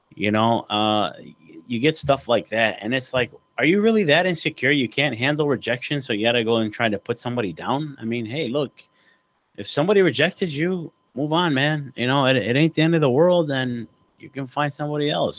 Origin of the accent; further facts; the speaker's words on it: Oak Park, United States; we grew up together back in Oak Park